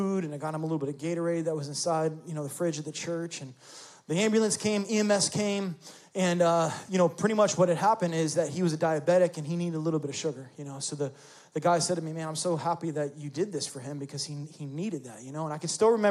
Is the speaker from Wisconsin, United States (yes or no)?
no; New York City, New York, United States; moved away as an adult; also born or lived in Florida; I was raised in New York City.